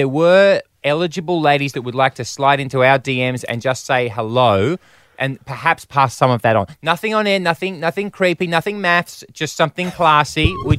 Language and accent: English; Australia; I'm an Australian.